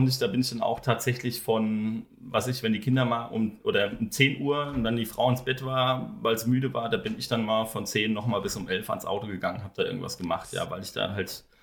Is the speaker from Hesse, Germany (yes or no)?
yes; Wiesbaden, Hesse, Germany; moved away as an adult; ich komme ursprünglich aus Wiesbaden, habe in Wiesbaden, wir haben alle äh, alles abgebrochen da.